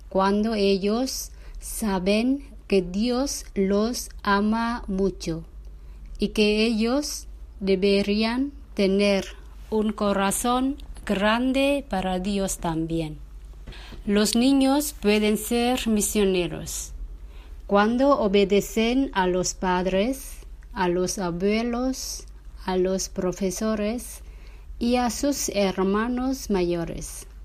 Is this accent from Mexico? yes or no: no; Vietnam; soy de Vietnam.